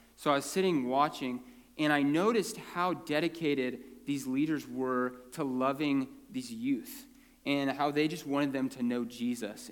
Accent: Prineville, Oregon, United States; born or raised there; also born or lived in California

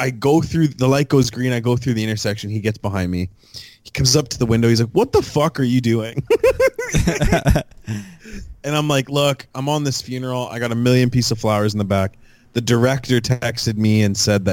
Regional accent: Fort Erie, Ontario, Canada; I'm from a town 15 minutes outside the Falls.

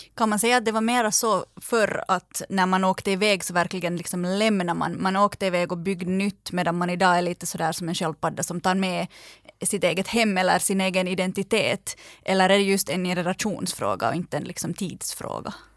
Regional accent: Finland; när någon frågar att varifrån är du, så säger man inte bara Finland utan man säger Finland, men jag är alltså finlandssvensk

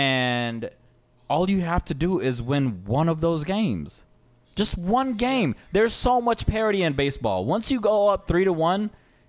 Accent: Atlanta, Georgia, United States; we're from Atlanta, and this is an Atlanta-based show.

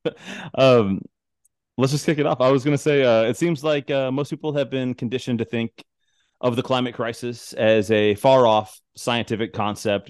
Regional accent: Tucson, Arizona, United States; moved away; I'm originally from Tucson, Arizona

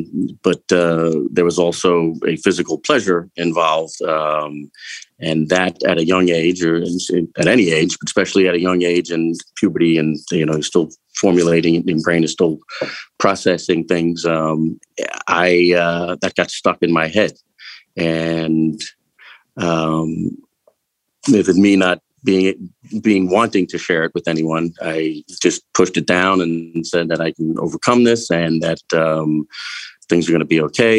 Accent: Eastern Long Island, New York, United States; I grew up on Eastern Long Island.

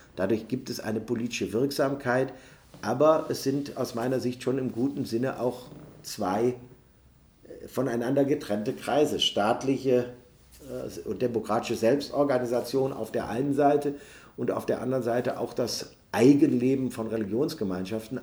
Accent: Neuss, North Rhine-Westphalia, Germany; In meiner Heimatstadt Neuss gibt es eine superlebendig griechisch-orthodoxe, äh, Kirchengemeinde

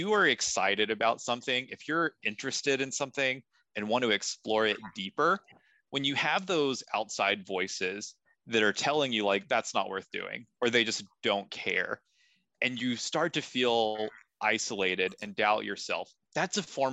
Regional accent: Kentucky, United States; I'm a nobody from Kentucky

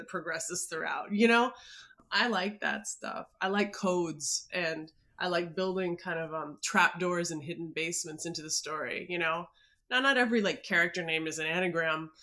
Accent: Minneapolis, Minnesota, United States; I grew up in Minneapolis

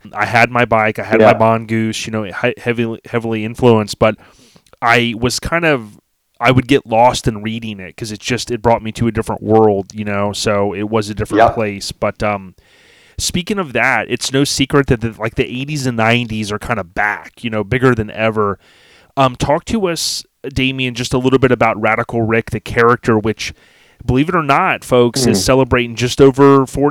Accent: Land O' Lakes, Florida, United States; I was one of those kids growing up in Lando Lakes, Florida.

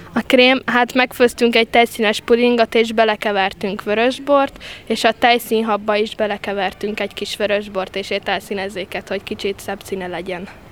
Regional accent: Hidegkút, Hungary; Hidegkutról jöttem, 15 éves vagyok

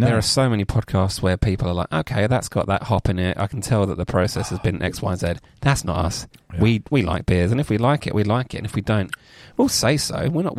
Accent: England, United Kingdom; we're English.

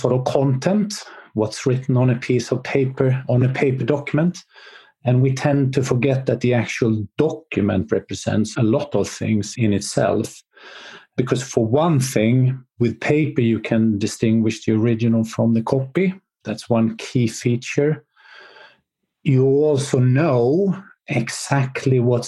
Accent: Sweden; I'm from Sweden.

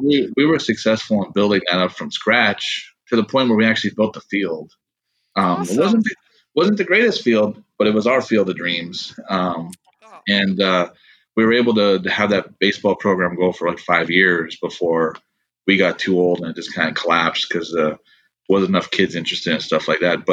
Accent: Trenton, North Dakota, United States; moved away; I grew up in Trenton, North Dakota. It's a very small community, about 5 miles from Montana, 50 miles south of the Canadian border.

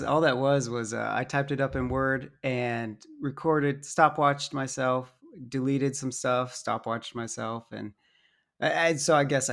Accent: Dallas, Texas, United States; born there; also born or lived in Arizona / Alabama / Utah; Myself, I was born in Dallas, lived in Arizona for like a year, and then in Alabama for 12 years, and then Utah for a number of years.

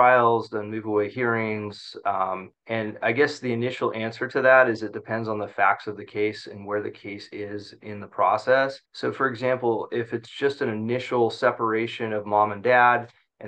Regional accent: Central Valley, California, United States; I grew up in the Central Valley, made it out of there over to the ocean and haven't left since

